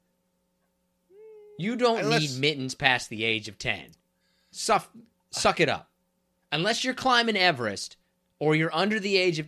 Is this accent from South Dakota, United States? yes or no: no; Kansas, United States; moved away; I grew up in Kansas